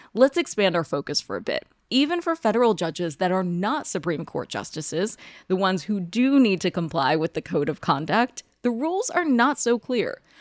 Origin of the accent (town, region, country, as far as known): United States